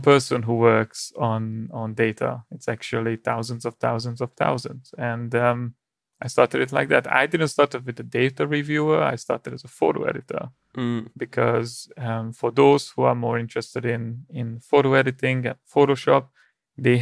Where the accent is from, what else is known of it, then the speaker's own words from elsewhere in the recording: Hungary; moved away; I'm originally from Hungary